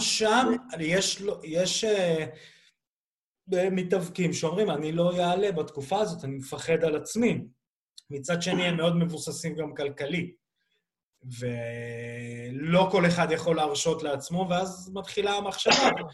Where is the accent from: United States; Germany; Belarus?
Belarus; now in Israel; ואני כבלרוסי גאה